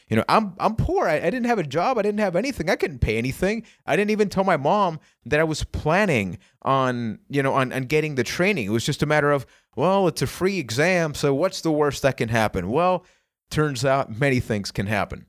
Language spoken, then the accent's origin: English; Puerto Rico; I am from Puerto Rico